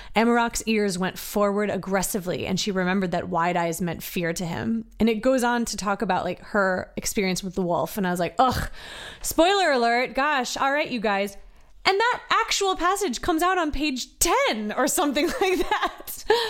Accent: Virginia, United States; born and raised in Virginia

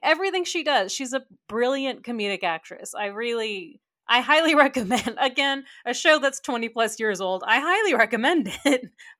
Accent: Texas, United States; We're from Texas.

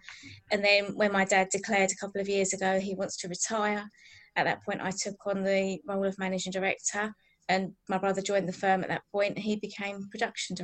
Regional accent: Billericay, East of England, United Kingdom; I'm from Billericay in Essex, so I'm an original Essex girl.

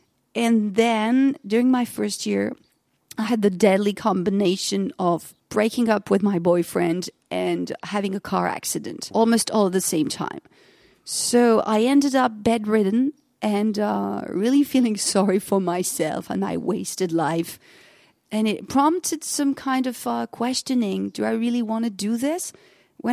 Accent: Germany; also born or lived in France; And also me growing up partly in Germany, partly in France, I guess that languages were always a part of life.

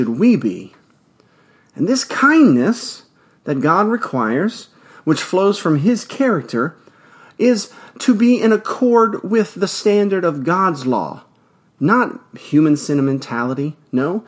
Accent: Louisiana, United States; Louisiana, of course, my home state

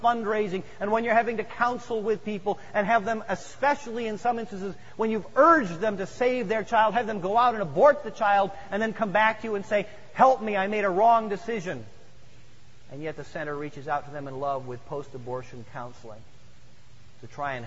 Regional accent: Midwest, United States; I grew up in the Midwest, where we don't have mountains

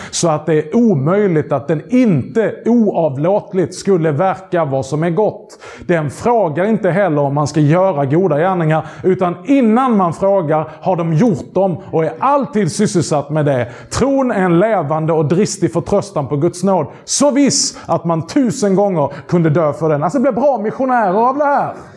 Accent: Skåne, Sweden; accent: skånska; min skånska

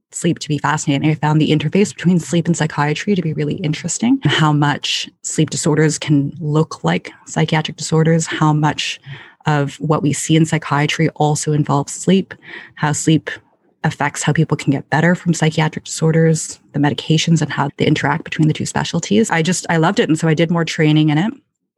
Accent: Ottawa, Ontario, Canada; also born or lived in London, Ontario; now in Toronto, Canada; I grew up in Ottawa, Canada, which is the capital of Canada.

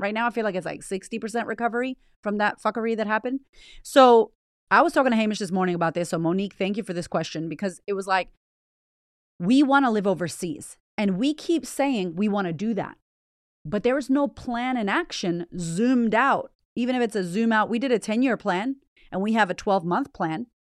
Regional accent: United States; moved away as an adult; also born or lived in Boston; now in Australia; I'm American

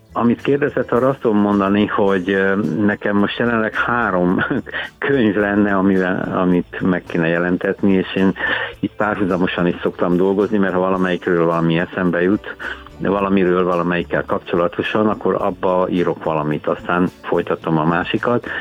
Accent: Cristuru Secuiesc, Harghita County, Romania; moved away as an adult; also born or lived in Cluj-Napoca, Romania / Miercurea Ciuc, Romania / Târgu Mureș, Romania; now in Budapest, Hungary; Székelyudvarhelyen születtem, gyermekkorom és ugye az a rockzenész korszak is, meg az érettségiig Székelykeresztúr

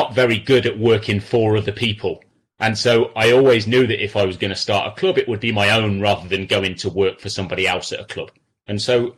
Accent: Coventry, West Midlands, United Kingdom; now in Los Angeles, United States; I'm from Coventry

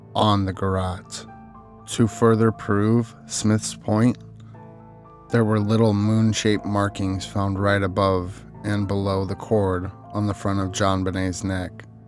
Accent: Arizona, United States; my home state, Arizona.

